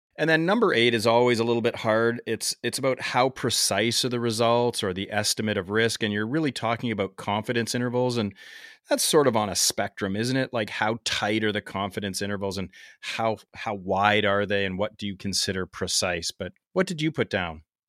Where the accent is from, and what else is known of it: Canada; accent: Canadian